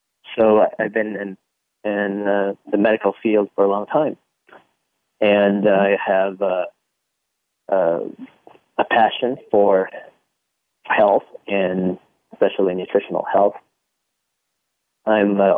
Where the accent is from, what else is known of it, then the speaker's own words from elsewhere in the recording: Singapore; moved away; also born or lived in Philippines; I was raised in Singapore. I was born in the Philippines